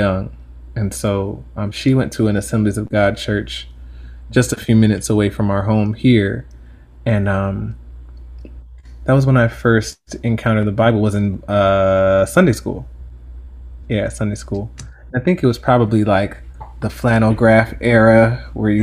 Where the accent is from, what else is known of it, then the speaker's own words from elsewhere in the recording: Stone Mountain, Georgia, United States; I was raised in Stone Mountain, Georgia